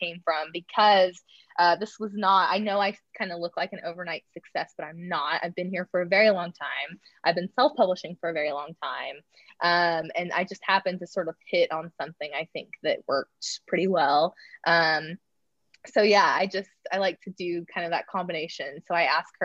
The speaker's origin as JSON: {"language": "English", "region": "Oklahoma", "country": "United States", "tie": "born or raised there", "moved": "as an adult", "lives_now": "Oklahoma City, United States", "said": "Oklahoma City, which is about 2 hours where I'm from"}